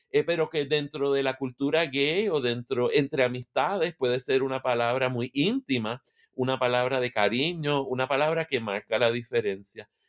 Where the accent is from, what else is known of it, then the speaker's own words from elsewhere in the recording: Puerto Rico; moved away as an adult; now in Michigan, United States; Soy de Puerto Rico, eh, vivo en Michigan, en Estados Unidos